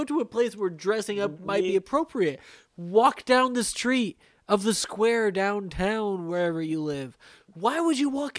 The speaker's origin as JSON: {"language": "English", "area": "Hamilton County", "region": "Indiana", "country": "United States", "tie": "born or raised there", "said": "I was brought up in Hamilton County, Indiana."}